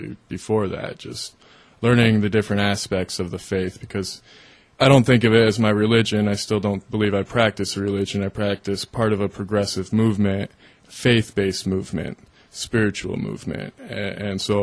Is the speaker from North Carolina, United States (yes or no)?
no; Phoenix, Arizona, United States; moved away as an adult; also born or lived in Oregon; now in Eau Claire, United States; I grew up in Phoenix, Arizona